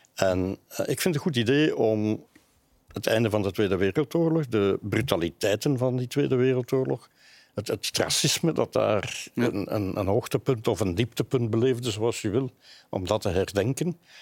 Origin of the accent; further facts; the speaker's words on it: Flanders, Belgium; bij ons in Vlaanderen